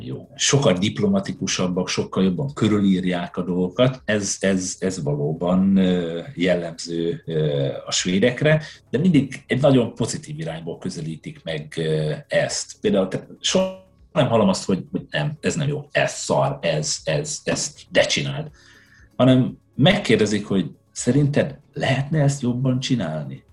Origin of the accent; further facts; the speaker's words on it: Hajdú-Bihar, Hungary; also born or lived in Budapest; now in Sweden; Én a hajdúságból származom, vidékről.